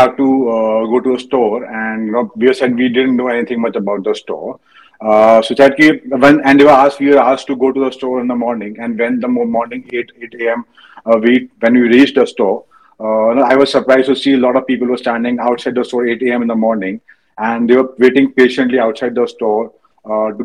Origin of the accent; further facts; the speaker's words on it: Bareilly, Uttar Pradesh, India; moved away as an adult; now in Mumbai, India; I was born in Bareilly. I did my schooling in Bareilly. Even I did my engineering in Bareilly.